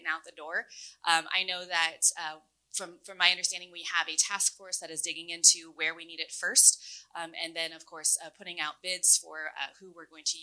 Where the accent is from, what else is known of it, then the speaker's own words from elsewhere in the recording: Webster County, Missouri, United States; I grew up in Webster County, and where I'm from, kids would have